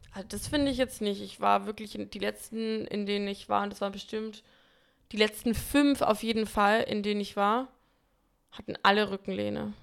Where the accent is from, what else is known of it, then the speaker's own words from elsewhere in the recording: Bamberg, Bavaria, Germany; now in Berlin, Germany; in Bamberg, in meiner Heimatstadt